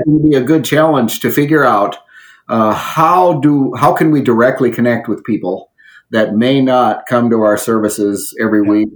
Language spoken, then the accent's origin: English; area around Jamestown, North Dakota, United States; moved away; I'm back in an area that I grew up in, mm-hmm. and uh, not too far from my hometown